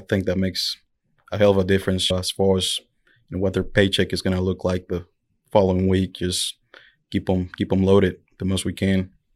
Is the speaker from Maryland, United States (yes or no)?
no; El Dorado, Arkansas, United States; I'm from El Dorado, Arkansas